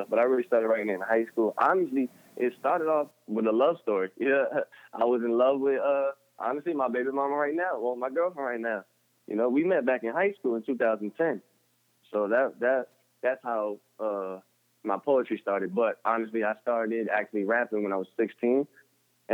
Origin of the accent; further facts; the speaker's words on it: Elizabeth, New Jersey, United States; also born or lived in Newark, New Jersey / Kearny, New Jersey / Nutley, New Jersey; I was born in Newark, New Jersey. And I was raised in Elizabeth, New Jersey.